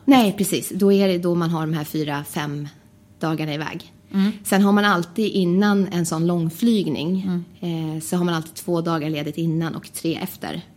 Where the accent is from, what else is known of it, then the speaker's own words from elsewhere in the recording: Västerås, Västmanland, Sweden; jag kommer från Västerås